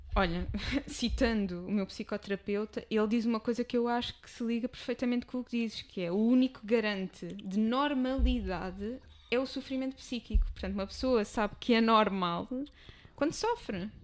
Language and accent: Portuguese; Amadora, Lisbon, Portugal; apesar de ser o meu espaço, nascida, criada, mas não vou morrer na Amadora